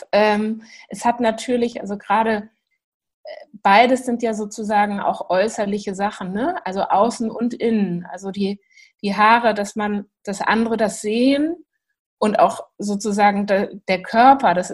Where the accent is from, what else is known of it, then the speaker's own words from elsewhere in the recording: Hamburg, Germany; ich bin aus Hamburg